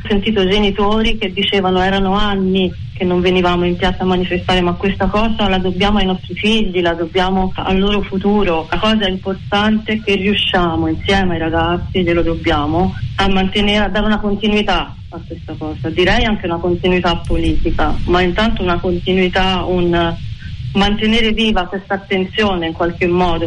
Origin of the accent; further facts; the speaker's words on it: Pisa, Tuscany, Italy; io in tanti anni che vivo a Pisa, sono nata a Pisa